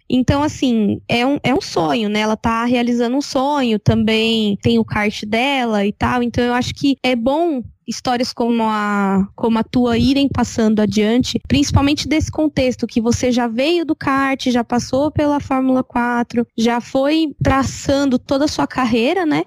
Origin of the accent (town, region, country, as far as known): Brazil